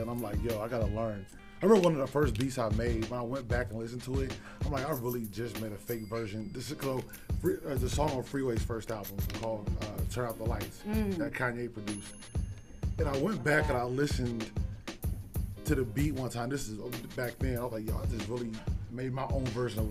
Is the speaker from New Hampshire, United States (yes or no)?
no; Sacramento, California, United States; we're from Sac